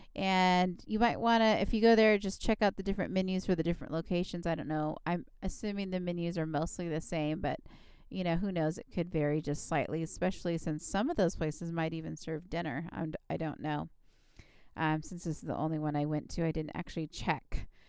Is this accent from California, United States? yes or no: yes; California, United States; I'm from California